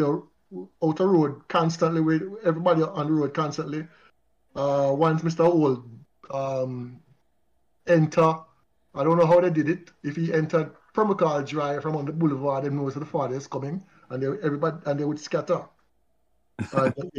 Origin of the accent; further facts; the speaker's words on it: Kingston, Jamaica; At age 6, I remembered vividly when we moved to Pembroke Hall. We moved from Lindus Road.